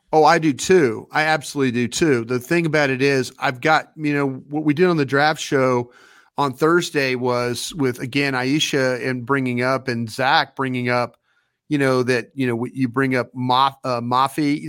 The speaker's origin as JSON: {"language": "English", "region": "Texas", "country": "United States", "said": "I am from Texas."}